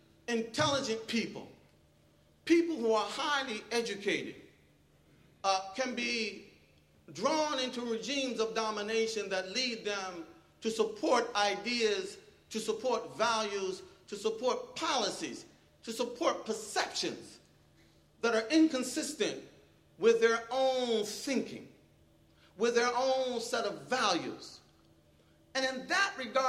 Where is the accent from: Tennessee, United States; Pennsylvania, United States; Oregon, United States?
Pennsylvania, United States; Philadelphia; moved away; I'm originally from Philadelphia